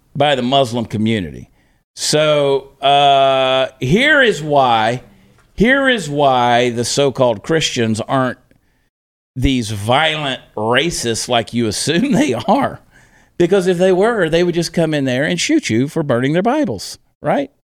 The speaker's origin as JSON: {"language": "English", "region": "Georgia", "country": "United States", "tie": "born or raised there", "accent": "southern", "said": "having grown up in Georgia"}